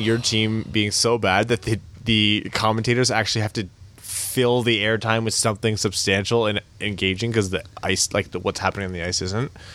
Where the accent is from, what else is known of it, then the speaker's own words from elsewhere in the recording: Canada; we're Canadian, the three of us